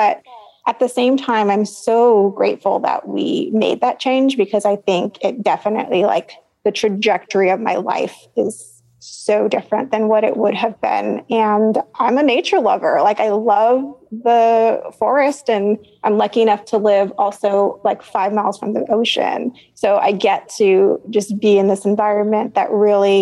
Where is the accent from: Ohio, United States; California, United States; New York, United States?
California, United States; San Jose; also born or lived in Los Angeles; now in Santa Cruz, United States; I was actually born in Los Angeles. And then before I was 1 year old, we moved back to San Jose. So like East San Jose, where my parents were from